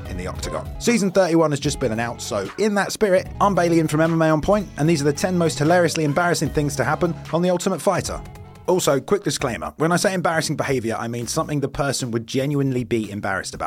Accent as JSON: {"language": "English", "region": "England", "country": "United Kingdom", "said": "I am English"}